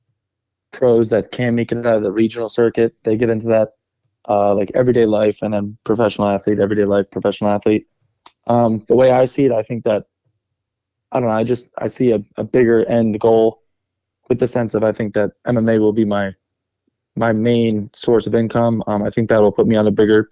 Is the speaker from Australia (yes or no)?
no; New Jersey, United States; also born or lived in Florida; I've been in Jersey since I was really young.